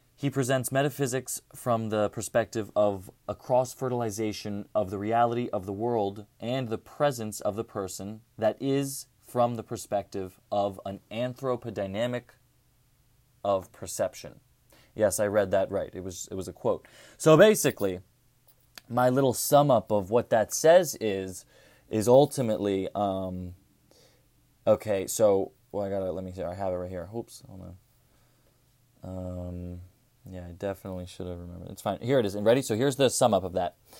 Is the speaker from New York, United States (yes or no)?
no; Cherry Hill, New Jersey, United States; I'm from Cherry Hill, New Jersey.